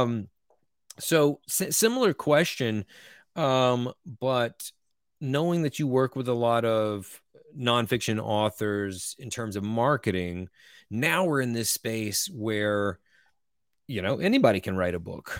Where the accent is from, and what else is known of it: Eastern North Carolina, United States